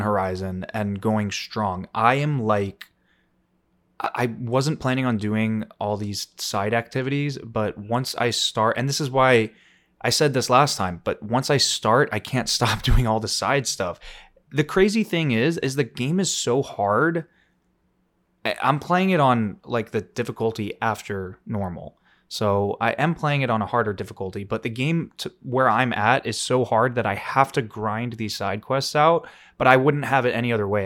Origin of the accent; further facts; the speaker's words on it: Florida, United States; growing up in Florida